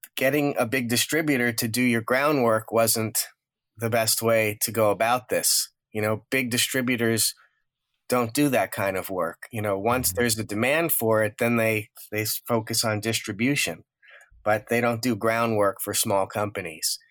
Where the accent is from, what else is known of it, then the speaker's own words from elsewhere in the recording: Woodmere, New York, United States; also born or lived in Far Rockaway, Queens, New York; I grew up in a town called Woodmere, which is just over the border in Nassau County, Long Island